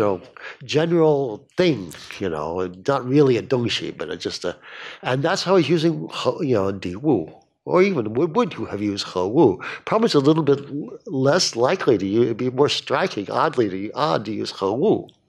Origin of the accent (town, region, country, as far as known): Arkansas, United States